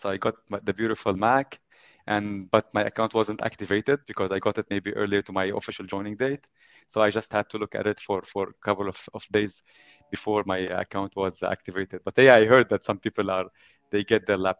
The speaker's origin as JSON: {"language": "English", "country": "Lebanon", "tie": "born or raised there", "moved": "yes", "lives_now": "Abu Dhabi, United Arab Emirates", "said": "I come originally from Lebanon. This is where I was born and raised. And I moved at also a very young age to the United Arab Emirates, specifically Abu Dhabi city."}